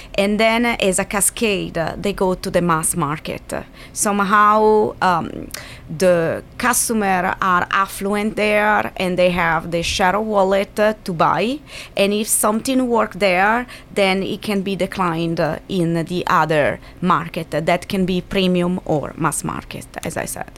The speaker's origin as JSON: {"language": "English", "town": "Milan", "region": "Lombardy", "country": "Italy", "moved": "yes", "said": "I come from Milan"}